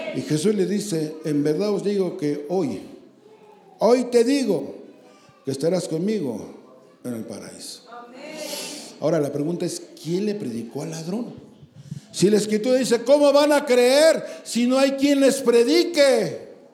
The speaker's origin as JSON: {"language": "Spanish", "town": "Santa Julia", "country": "Mexico", "said": "Yo soy de Santa Julia"}